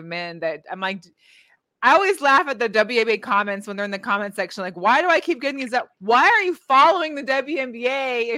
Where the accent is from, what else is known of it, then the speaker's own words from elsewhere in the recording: Seattle, Washington, United States; moved away; I'm from Seattle. So I was in the area of the Storm most of my life